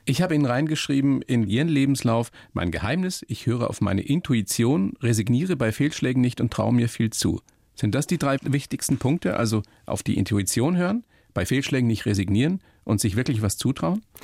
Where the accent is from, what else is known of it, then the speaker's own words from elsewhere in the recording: Germany; bei uns in Deutschland